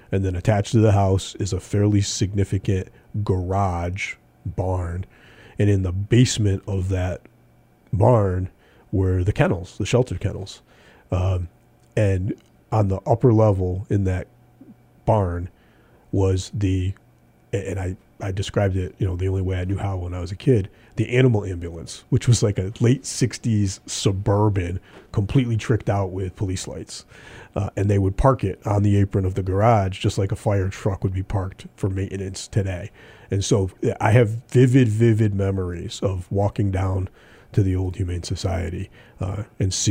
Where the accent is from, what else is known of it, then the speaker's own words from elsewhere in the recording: Pittsfield, Massachusetts, United States; growing up in Pittsfield in the mid-70s